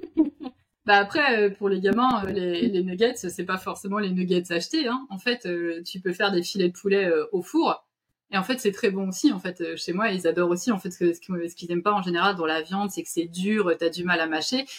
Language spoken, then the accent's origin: French; France; chez nous, en France